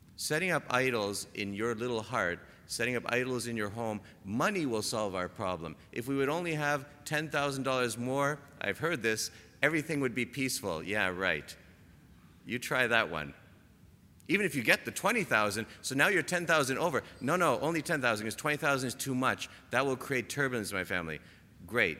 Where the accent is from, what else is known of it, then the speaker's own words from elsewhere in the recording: Toronto, Ontario, Canada; moved away; I'm from Toronto